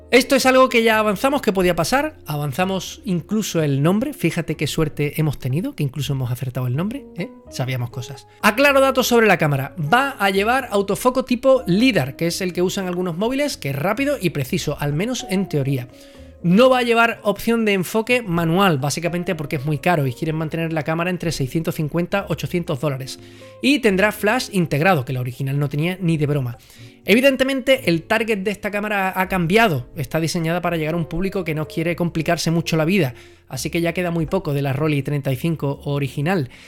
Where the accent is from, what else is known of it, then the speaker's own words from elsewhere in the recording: Andalusia, Spain; Yo soy andaluz, yo debería ¿eh? estar